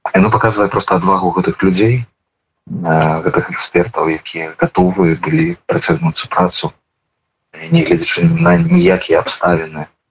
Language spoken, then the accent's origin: Belarusian; Belarus; мы як грамадства як беларусы